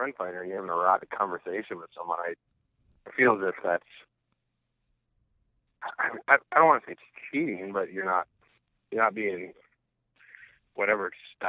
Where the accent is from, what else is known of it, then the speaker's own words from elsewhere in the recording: Midwest, United States; now in East Coast, United States; I'm originally from the Midwest, so I think I'm like, a Midwestern dude